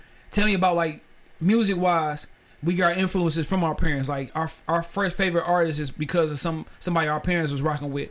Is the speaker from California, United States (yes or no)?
no; Detroit, Michigan, United States; I'm from Cooper, between Warren and Forest.